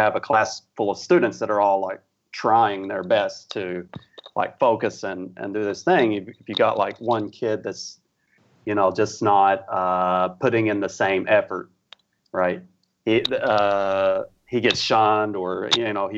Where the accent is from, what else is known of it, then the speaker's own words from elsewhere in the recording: Appalachia, Kentucky, United States; moved away as an adult; now in South Korea; I'm from Appalachia in Kentucky